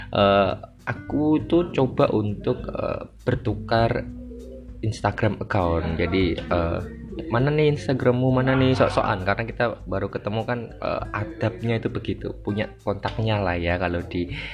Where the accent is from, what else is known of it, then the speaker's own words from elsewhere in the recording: Java, Indonesia; accent: medok; now in Jakarta, Indonesia; mohon maaf sekali lagi kalau suaranya medok karena saya asli Jawa dan dipaksa oleh alam untuk ke Jakarta Jakartanan.